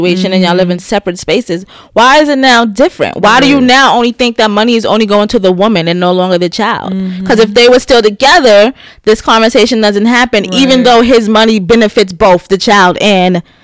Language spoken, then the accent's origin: English; New York City, New York, United States; I'm still American from the Bronx